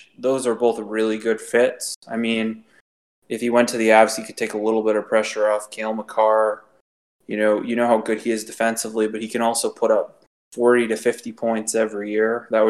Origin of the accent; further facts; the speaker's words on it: Toronto, Ontario, Canada; I'm from Toronto